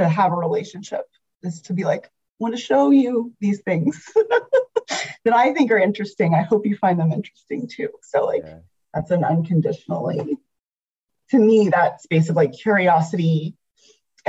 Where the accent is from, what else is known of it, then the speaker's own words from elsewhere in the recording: the South, United States; I'm from the South